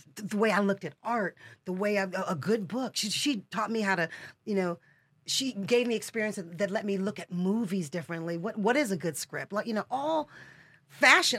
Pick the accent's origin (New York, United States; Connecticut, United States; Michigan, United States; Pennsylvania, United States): Michigan, United States; I am a girl from Michigan. I'm from mid, you know, middle America